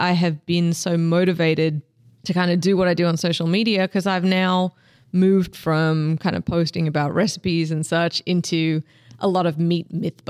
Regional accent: Australia; now in United States; I'm originally from Australia. I live in Texas now

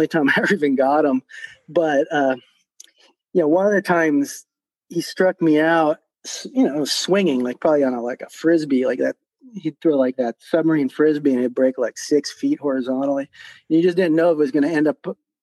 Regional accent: Park Ridge, Illinois, United States; also born or lived in Ottawa; now in Tucson, United States; I grew up in Chicago in Park Ridge, Illinois

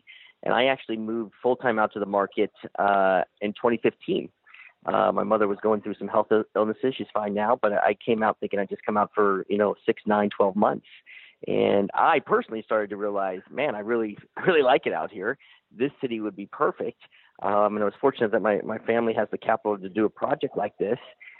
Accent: Kansas City, United States; moved away as an adult; now in Las Vegas, United States; I grew up in Kansas City.

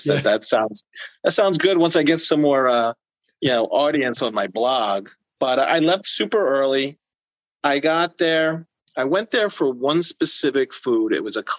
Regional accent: New Jersey, United States; I was born in South Jersey until I was seven. I moved up to North Jersey

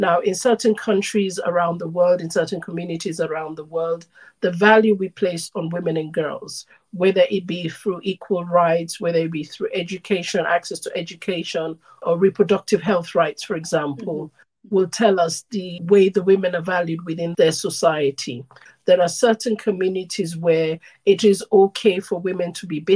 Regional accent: Sierra Leone; I'm originally from Sierra Leone, West Africa.

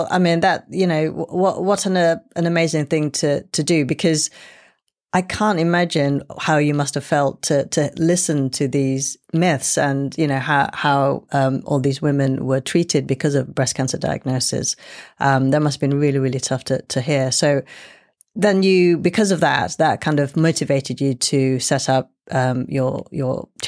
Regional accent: United Kingdom; and yet you know I'm British, so I, have been brought up in you know a, a liberal kind of way

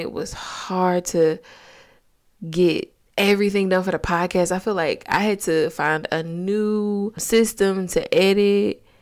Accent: Augusta, Georgia, United States; I'm from Georgia, Augusta to be exact

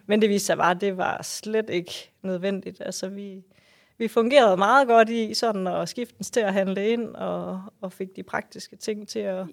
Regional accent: West Jutland, Central Denmark Region, Denmark; min, mit barndomshjem, min fødegård, øhm, er en trælænget gård, som ligger ude, som du sagde, i, i Nationalparken

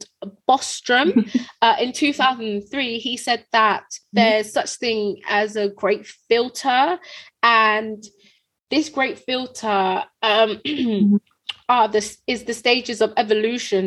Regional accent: United Kingdom; We're British.

